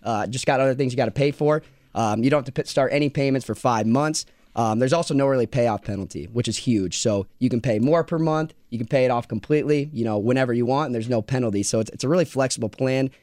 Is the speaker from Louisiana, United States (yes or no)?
no; Iowa, United States; I grew up in Iowa